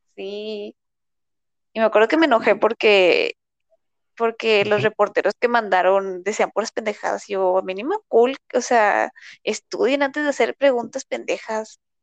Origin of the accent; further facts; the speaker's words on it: Mexico; ya decimos que somos de México